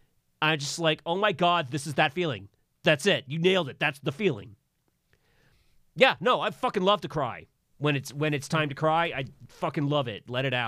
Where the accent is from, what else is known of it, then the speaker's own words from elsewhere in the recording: Virginia, United States; I grew up in Virginia, and boys don't cry.